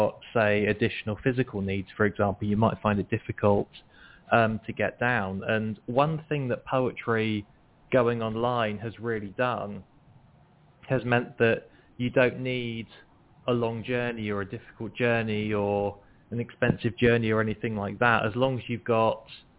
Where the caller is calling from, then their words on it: Nottingham, East Midlands, United Kingdom; From the UK, from Nottingham.